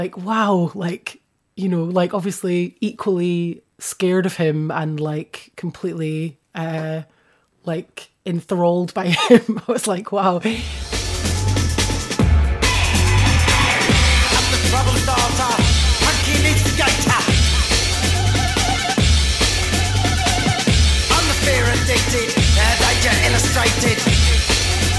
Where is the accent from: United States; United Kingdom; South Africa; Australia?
United Kingdom; Edinburgh, Scotland; moved away as an adult; now in Bristol, United Kingdom; growing up in Edinburgh